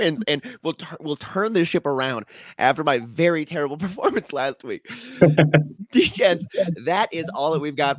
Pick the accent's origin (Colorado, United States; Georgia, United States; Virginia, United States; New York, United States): Colorado, United States; Denver; my hometown Broncos